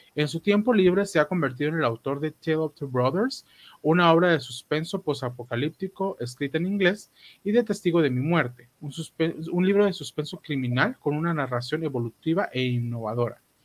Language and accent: Spanish; Guatemala; como guatemalteco